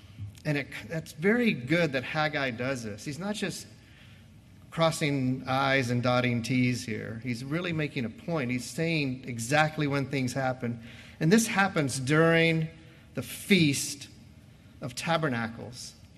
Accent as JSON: {"language": "English", "country": "United States"}